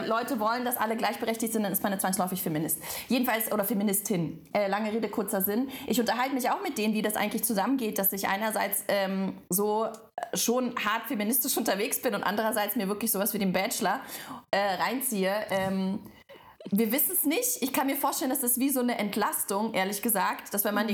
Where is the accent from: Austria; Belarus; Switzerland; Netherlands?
Belarus; now in Germany; aber ich komme ja ursprünglich aus Weißrussland